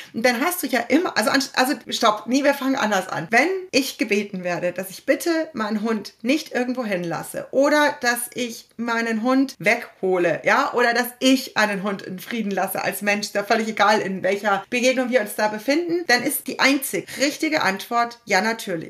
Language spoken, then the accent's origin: German; Rosenheim area, Bavaria, Germany; now in Munich, Germany; ich komme halt aus der Rosenheimer Gegend